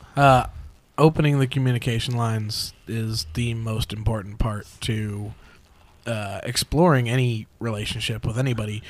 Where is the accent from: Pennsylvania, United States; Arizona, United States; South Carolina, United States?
Arizona, United States; Phoenix; I was born right here in Phoenix.